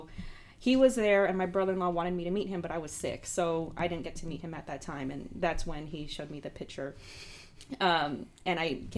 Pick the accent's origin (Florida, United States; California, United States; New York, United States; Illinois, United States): California, United States; Los Angeles; moved away as an adult; also born or lived in Oakland, California; now in Arkansas, United States; I'm from California. I was born in Los Angeles and I moved up to the Bay Area in Oakland.